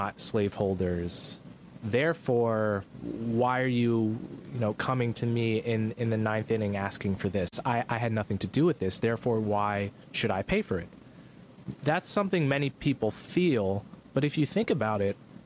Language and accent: English; New Jersey, United States; I was born in New Jersey